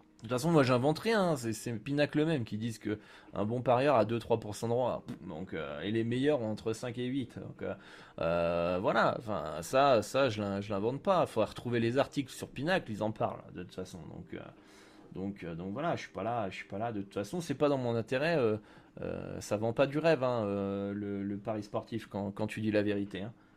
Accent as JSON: {"language": "French", "country": "France", "said": "chez nous en France"}